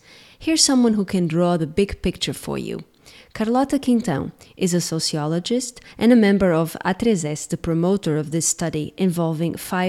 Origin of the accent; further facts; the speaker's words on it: Portugal; So here in Portugal